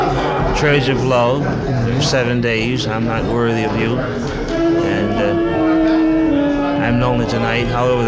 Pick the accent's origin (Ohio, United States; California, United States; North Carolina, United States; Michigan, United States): North Carolina, United States; now in New York, United States; I'm from North Carolina. I was born in a very small city, but right now I'm living in New York, so I'm used to the small city atmosphere.